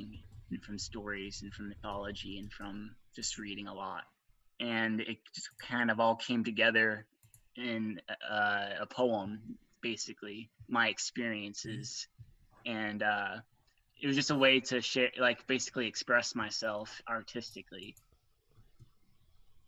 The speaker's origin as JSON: {"language": "English", "region": "Arizona", "country": "United States", "said": "I'm 20 years old. I'm from Arizona."}